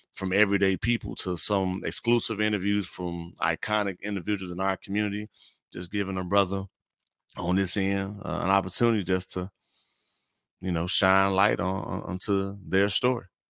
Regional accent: Gary, Indiana, United States; moved away as an adult; also born or lived in Corpus Christi, Texas; now in Houston, United States; I grew up in Gary, Indiana

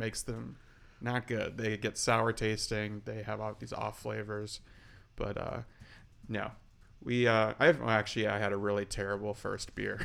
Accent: North Dakota, United States; moved away as an adult; now in Twin Cities, United States; I'm from North Dakota

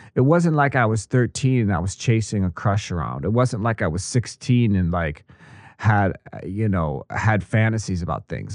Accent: Kenosha, Wisconsin, United States; moved away as an adult; also born or lived in Missouri / Washington D.C.; I'm a good old uh, Midwestern American boy. I grew up in Wisconsin, Kenosha

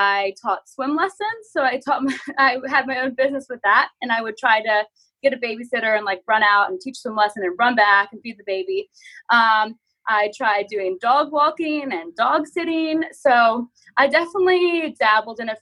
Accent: Richmond, Virginia, United States; moved away as an adult; also born or lived in San Diego, California; I grew up in Richmond, Virginia

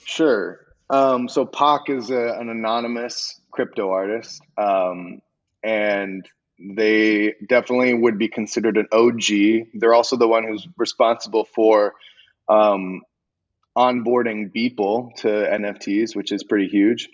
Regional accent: Arizona, United States; also born or lived in Los Angeles; growing up in Arizona

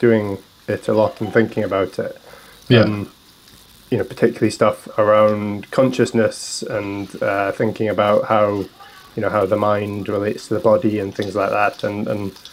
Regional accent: Orkney, Scotland, United Kingdom; I'm an Orcadian

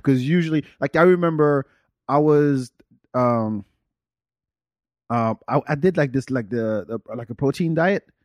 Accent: France; moved away; I grew up in France.

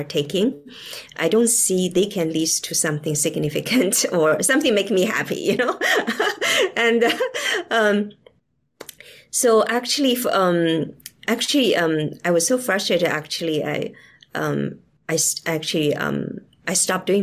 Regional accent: China; moved away; I grew up in China during the Cultural Revolution

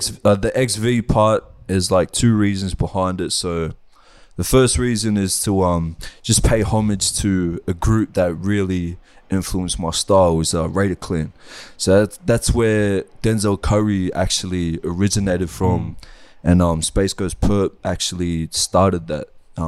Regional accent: Sydney, New South Wales, Australia; also born or lived in Wellington, New Zealand; I moved over here when I was like, bro, I don't even think I was one

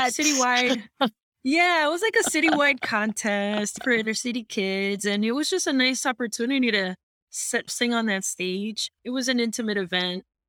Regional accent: New York City, New York, United States; moved away as an adult; now in Miami, United States; I'm originally from New York. I was born and raised in Queens, New York

